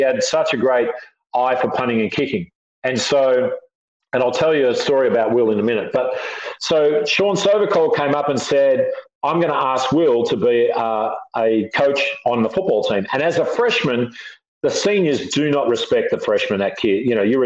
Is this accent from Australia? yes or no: yes; Australia; moved away as an adult; also born or lived in San Diego, United States; now in United States; So I'm sort of as much American as I am Australian